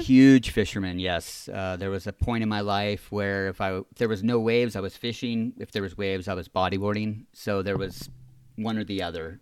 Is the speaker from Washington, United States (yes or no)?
no; San Clemente, California, United States; also born or lived in Laguna Niguel; was born and raised here in San Clemente, California